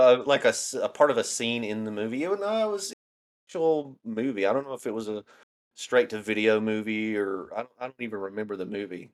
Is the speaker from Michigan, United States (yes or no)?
no; Northeast Alabama, United States; now in Tennessee, United States; I'm originally from Alabama, Northeast Alabama